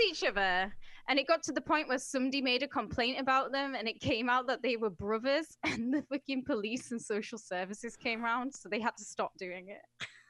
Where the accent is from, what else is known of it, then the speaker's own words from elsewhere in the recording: United Kingdom; as a British person